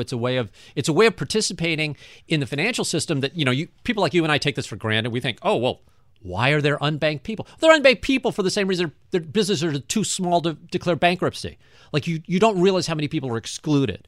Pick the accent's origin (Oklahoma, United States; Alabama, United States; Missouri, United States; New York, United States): Missouri, United States; St. Louis; I wanted to build something in my hometown that was going to not only show off how cool Saint Louis is